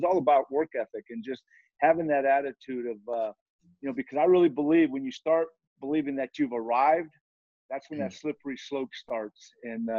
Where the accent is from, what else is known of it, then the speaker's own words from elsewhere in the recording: Southern California, United States; now in Cincinnati, United States; I'm from Southern California